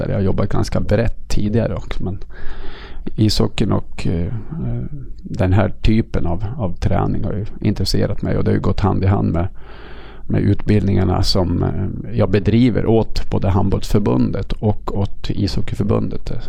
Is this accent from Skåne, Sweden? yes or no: no; Riddarhyttan, Västmanland, Sweden; Jag kommer från Riddarhyttan, en liten ort i norra Västmanland på gränsen till Dalarna. Många tror jag att det är från Dalarna på grund av mitt, mitt eh, min dialekt.